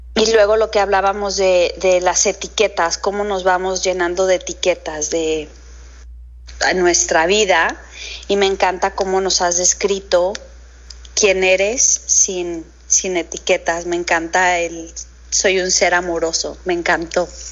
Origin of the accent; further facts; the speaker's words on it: Mexico; nos falla el decir más como mexicanos